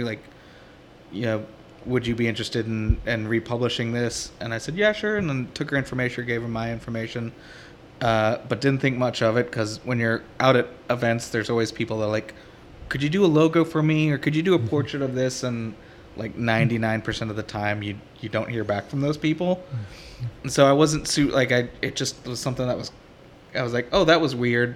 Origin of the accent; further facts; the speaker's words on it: Houston, Texas, United States; growing up in Houston